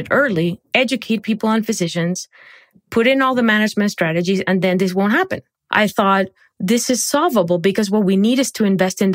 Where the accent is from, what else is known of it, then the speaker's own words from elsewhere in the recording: Barranquilla, Atlántico, Colombia; moved away; I grew up in Barranquilla, Colombia.